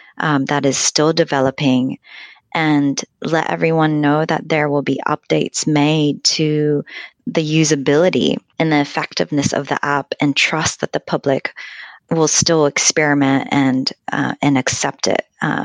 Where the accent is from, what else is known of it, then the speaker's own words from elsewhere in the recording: Japan; English is a second language; And I wonder also, I come from Japan, where things like apps would never, ever be released in a developing form.